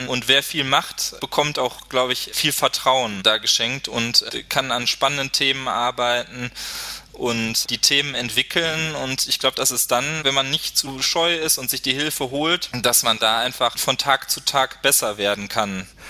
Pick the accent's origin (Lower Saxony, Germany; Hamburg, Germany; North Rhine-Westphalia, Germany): North Rhine-Westphalia, Germany; Duisburg; in Duisburg, meiner Heimatstadt, als stellvertretender Lokalchef